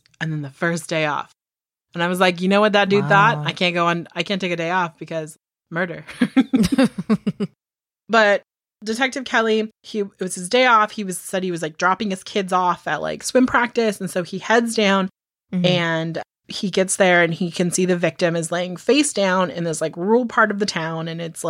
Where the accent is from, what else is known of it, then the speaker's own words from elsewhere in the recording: United Kingdom; Because apparently I'm British, but that's fine.